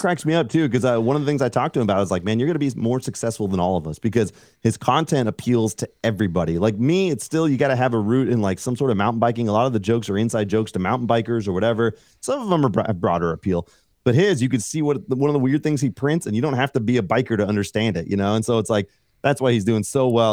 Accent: Fairfield, California, United States; moved away as an adult; also born or lived in Los Angeles; now in Colorado, United States; I grew up in California, okay, and outside of the Bay Area, s, uh, Fairfield

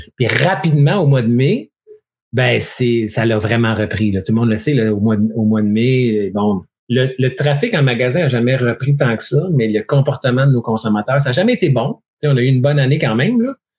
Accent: Quebec, Canada; on est québécois

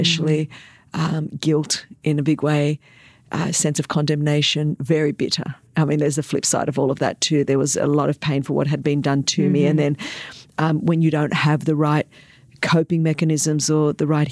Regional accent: Australia; first language Greek; English is a second language; grew up second generation migrant Greek in a time when Australia was very divided over, you know, kind of immigrant issues and migrants coming in.

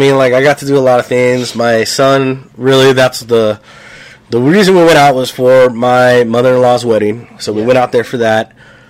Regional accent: Norwalk, California, United States; also born or lived in Anaheim, California; now in Nebraska, United States; I was born in Anaheim at the hospital there, but I grew up in Norwalk, California.

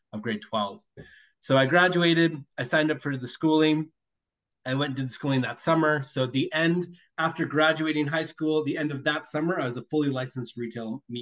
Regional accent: Minden, Ontario, Canada; moved away as an adult; I was born in Minden, Ontario

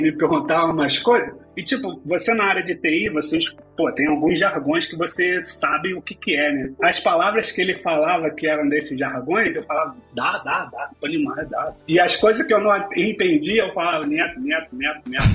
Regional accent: Rio de Janeiro, Brazil; moved away as an adult; also born or lived in Russia; now in Madrid, Spain; eu sou do Rio de Janeiro, eu me formei em engenharia de telecomunicações

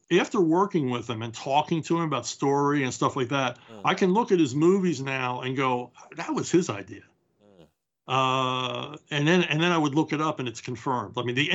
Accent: Philadelphia, Pennsylvania, United States; now in Florida, United States; we're both from Philadelphia.

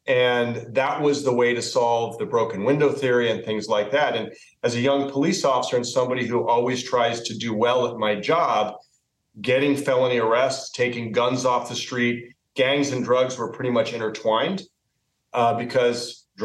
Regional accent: Southern California, United States; So I was born and raised in Southern California.

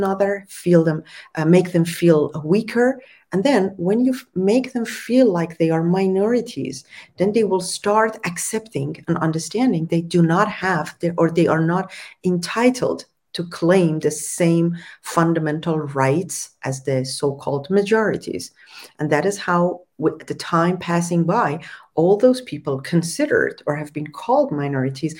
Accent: Tehran, Tehran Province, Iran; where I was born also in Tehran, because the majority of Tehran is also like Persian, Farsi speaking

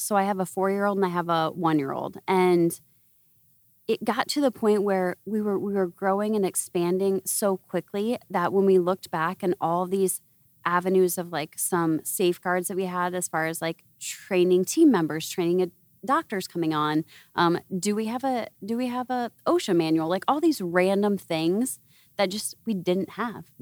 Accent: Iowa, United States; moved away; I'm from Iowa originally.

